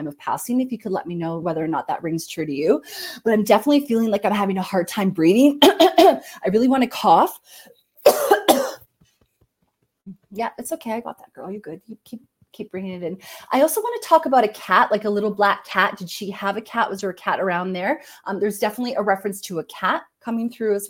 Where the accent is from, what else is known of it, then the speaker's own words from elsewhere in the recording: Canada; I'm Canadian, so anybody who's not Canadian will have an accent to me